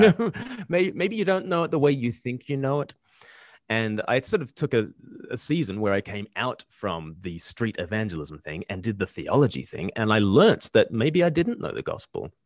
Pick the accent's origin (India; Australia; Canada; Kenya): Australia; moved away; I'm from Australia